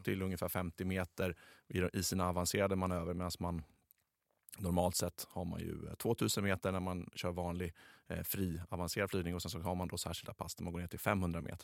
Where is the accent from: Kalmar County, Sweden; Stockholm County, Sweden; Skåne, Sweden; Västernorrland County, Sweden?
Skåne, Sweden; accent: Scanian (skånska); ursäkta min, min skånska